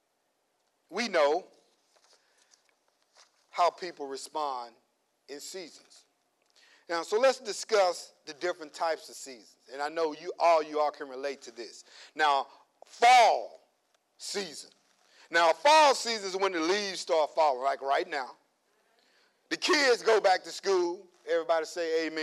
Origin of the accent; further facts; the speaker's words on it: Louisiana, United States; moved away; back home, I'm from Louisiana. You know, I'm from the country